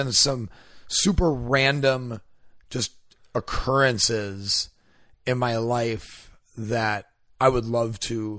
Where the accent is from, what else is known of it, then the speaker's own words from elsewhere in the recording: Wisconsin, United States; because I'm from Wisconsin, his family was from Wisconsin.